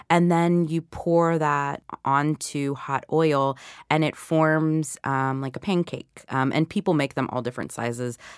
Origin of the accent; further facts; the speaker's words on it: the South, United States; which of course I had plenty of growing up in the South.